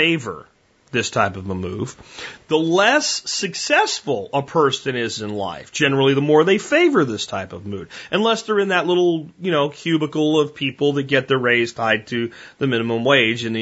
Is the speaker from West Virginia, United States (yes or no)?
no; Pottsville, Pennsylvania, United States; growing up in Pottsville, Pennsylvania, at 16